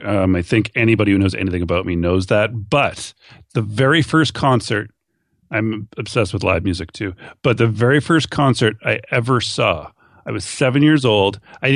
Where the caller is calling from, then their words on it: Thunder Bay, Ontario, Canada; I'm calling from Thunder Bay, Ontario, Canada, way, way up north of Minneapolis.